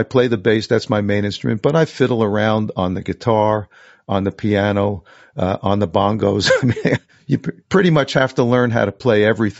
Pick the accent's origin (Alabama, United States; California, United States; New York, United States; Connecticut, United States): New York, United States; New York City; I grew up in New York City, in the suburbs, Queens, New York, real middle class kind of lifestyle.